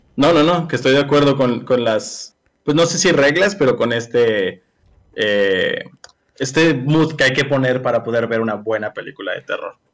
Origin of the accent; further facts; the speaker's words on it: Mexico; yo siendo mexicano